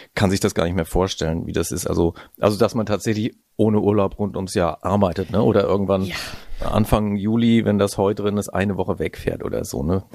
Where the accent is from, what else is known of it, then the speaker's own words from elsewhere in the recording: Heidelberg, Baden-Württemberg, Germany; moved away as an adult; also born or lived in Northern Germany; now in Hitzacker, Germany; Ich bin in Heidelberg aufgewachsen